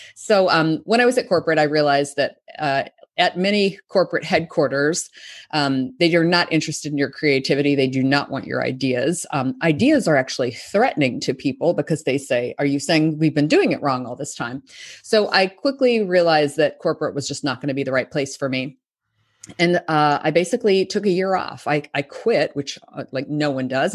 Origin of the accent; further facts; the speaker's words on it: Arkansas, United States; moved away as an adult; also born or lived in New York; I'm from Arkansas, which is kind of a small rural state in the United States. Uh, I grew up there